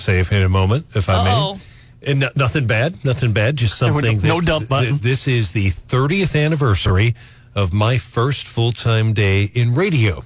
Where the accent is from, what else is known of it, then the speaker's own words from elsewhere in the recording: St. Louis, Missouri, United States; now in Columbia, United States; I grew up in St. Louis